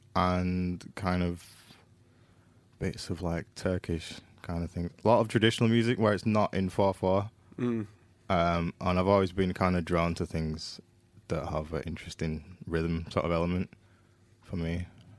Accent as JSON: {"language": "English", "town": "Leeds", "region": "Yorkshire and the Humber", "country": "United Kingdom", "moved": "as an adult", "lives_now": "London, United Kingdom", "said": "I'm from Leeds, which is kind of up north."}